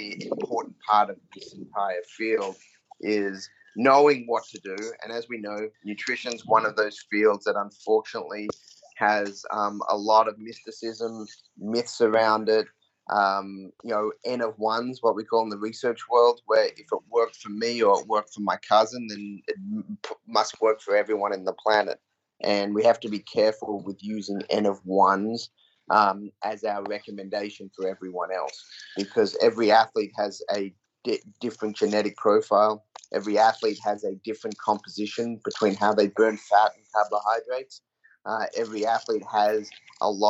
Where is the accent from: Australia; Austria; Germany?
Australia; moved away as an adult; also born or lived in Auburn, United States; I grew up in Australia